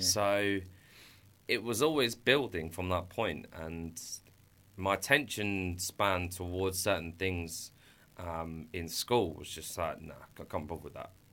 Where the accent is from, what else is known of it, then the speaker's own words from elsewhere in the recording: Brighton, South East England, United Kingdom; I grew up here in Brighton since the age of about five, six